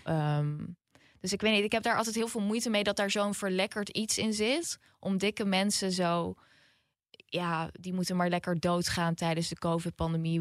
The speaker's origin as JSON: {"language": "Dutch", "country": "Netherlands", "said": "de achterbuurt waar ik vandaan kom, District Zuid"}